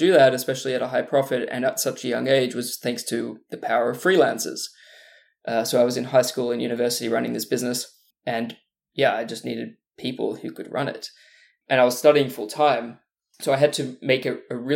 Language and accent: English; Australia; moved away as an adult; also born or lived in Burleigh Heads; now in Los Angeles, United States; I'm from Australia, in case you can't hear with the accent, but normally live in Los Angeles